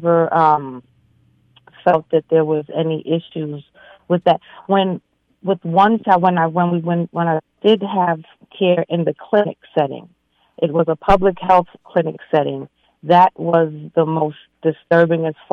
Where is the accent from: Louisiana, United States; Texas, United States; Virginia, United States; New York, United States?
New York, United States; New York City; I grew up in Brooklyn, New York, Crown Heights, and growing up in that community